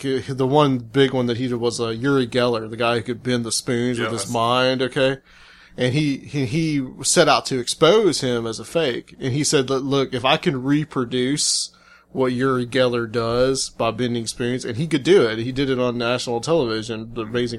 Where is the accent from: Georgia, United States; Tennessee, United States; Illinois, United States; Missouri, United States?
Tennessee, United States; Chattanooga; moved away as an adult; also born or lived in Atlanta; now in Nashville, United States; I'm from Chattanooga. I was born there. I lived the first 23 years of my life there before I moved to Atlanta and then later here back to Tennessee to Nashville